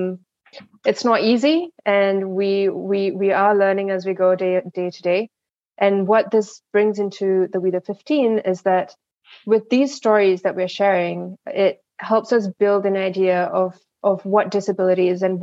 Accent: Singapore; I come from Singapore

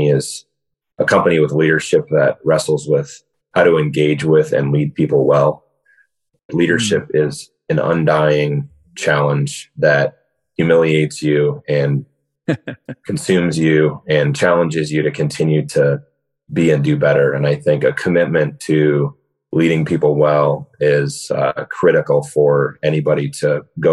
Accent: West Michigan, United States; Born and raised in West Michigan

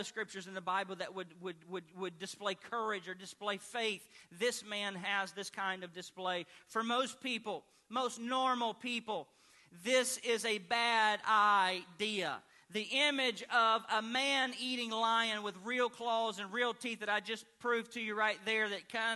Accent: Arkansas, United States; where I grew up in Arkansas

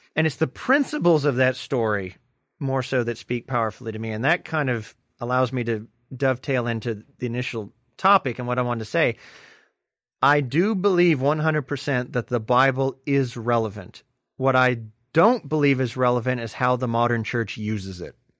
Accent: Deep South, United States; growing up in the Deep South

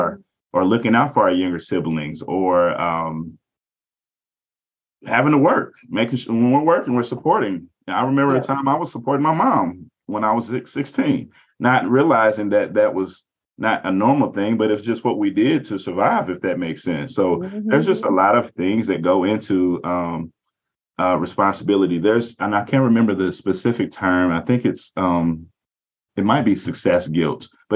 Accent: southwestern Kentucky, United States; moved away; also born or lived in Indianapolis, Indiana; I come from a very small rural town in southwestern Kentucky

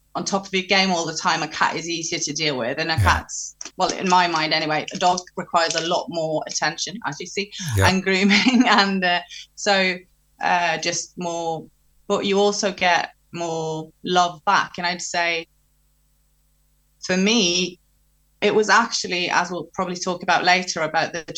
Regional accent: Norway; moved away; I'm from Norway. So when I'm in Norway, I talk to her in Norwegian. But when I'm here, mainly I'm around English people

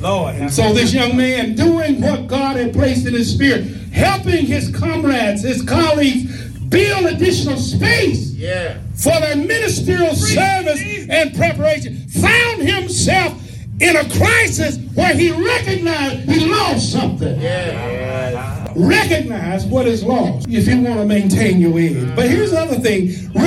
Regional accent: West Tennessee, United States; the little church I grew up in West Tennessee

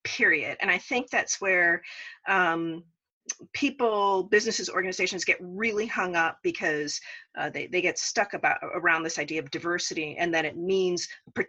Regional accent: Las Vegas, Nevada, United States; I grew up out in Las Vegas.

